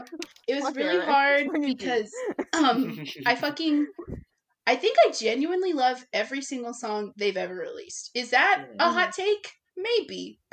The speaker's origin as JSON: {"language": "English", "region": "Texas", "country": "United States", "said": "I'm from Texas for anyone who's interested."}